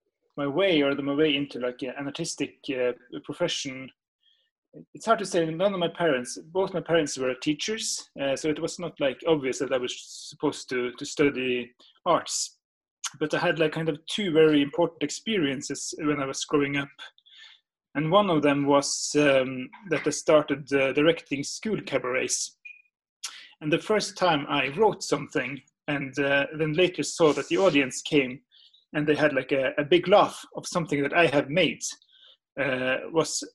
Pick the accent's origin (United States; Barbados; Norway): Norway; the North, Northern Norway; growing up in the North